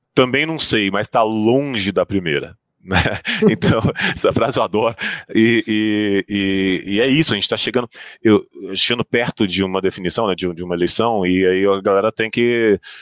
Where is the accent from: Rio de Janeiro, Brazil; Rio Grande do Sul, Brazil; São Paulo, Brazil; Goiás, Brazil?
Goiás, Brazil; Goiânia; Eu sou de Goiânia